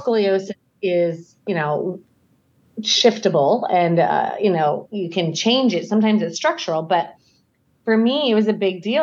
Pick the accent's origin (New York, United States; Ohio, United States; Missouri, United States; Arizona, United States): Arizona, United States; Scottsdale; now in Idaho, United States; I grew up in Scottsdale, Arizona.